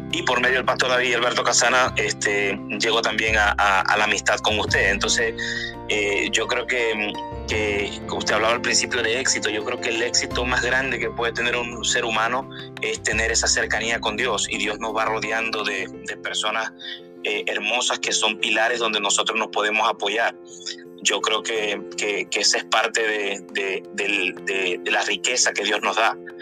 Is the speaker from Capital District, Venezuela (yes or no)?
no; Maracaibo, Zulia, Venezuela; moved away as an adult; also born or lived in Mexico / Dominican Republic / Colombia; now in Houston, United States; yo nací en Venezuela, en una ciudad que se llama Maracaibo